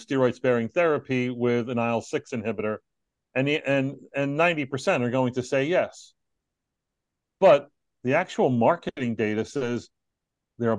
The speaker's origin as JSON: {"language": "English", "region": "New York", "country": "United States", "also_born_or_lived": "Texas", "moved": "as an adult", "said": "I'm from New York"}